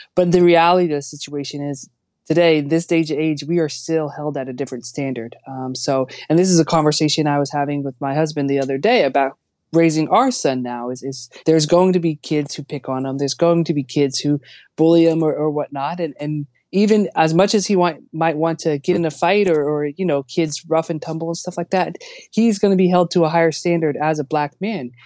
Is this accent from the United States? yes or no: yes; United States; as an American athlete